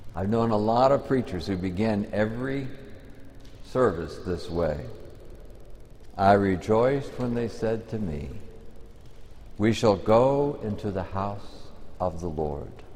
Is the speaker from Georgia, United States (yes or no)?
no; Texas, United States; I come from Texas